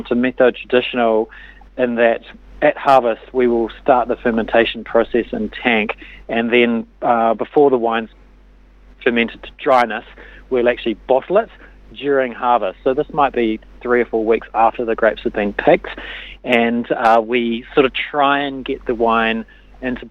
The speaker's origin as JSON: {"language": "English", "town": "Christchurch", "region": "Canterbury", "country": "New Zealand", "tie": "born or raised there", "also_born_or_lived": "Otago", "said": "I grew up in Christchurch"}